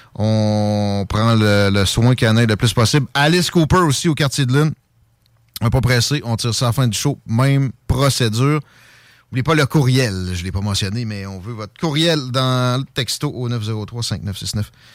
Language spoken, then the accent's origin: French; Canada; je suis un Canadien français